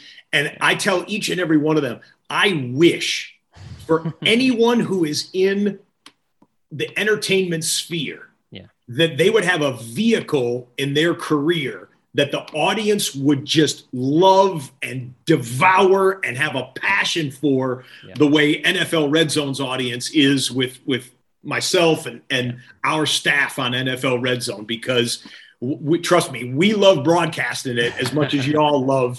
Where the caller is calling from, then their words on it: Los Angeles, California, United States; In fact, I'm joining you from Los Angeles, right? Hollywood, Tinseltown, all that.